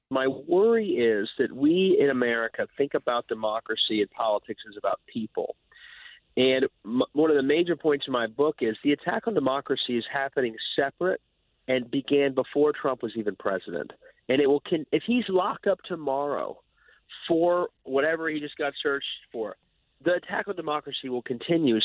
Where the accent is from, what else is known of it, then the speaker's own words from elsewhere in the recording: Ohio, United States; I'm from Ohio, which thought of as a moderate state